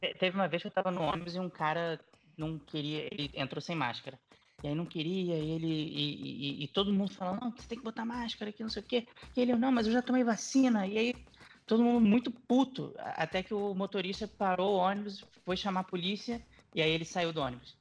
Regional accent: Brazil; moved away; eu sou, sou brasileiro, jornalista, cobrindo basquete

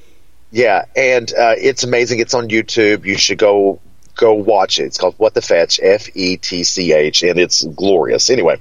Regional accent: Hippo Holler, Kentucky, United States; And I said, well, I'm from Kentucky. And they were like, no, it doesn't sound like Kentucky at all. And one woman said, Georgia, you're from Georgia. And I was like, no, I'm from a place called Hippo Holler.

